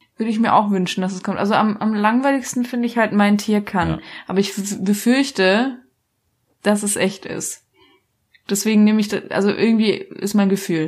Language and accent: German; Black Forest, Baden-Württemberg, Germany; ich komme aus dem Schwarzwald